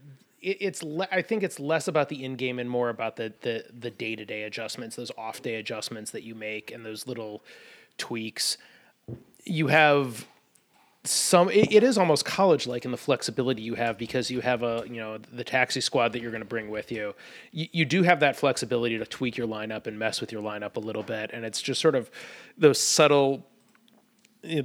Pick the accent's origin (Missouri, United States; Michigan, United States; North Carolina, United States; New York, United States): Michigan, United States; Detroit; moved away; I've been out of Detroit a long time.